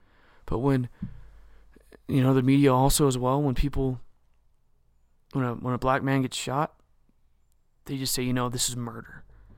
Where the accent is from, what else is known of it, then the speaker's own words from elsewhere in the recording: United States; we deserve the truth as the American people.